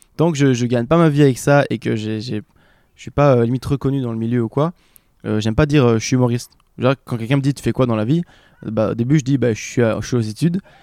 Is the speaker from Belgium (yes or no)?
yes; Belgium; je viens de Belgique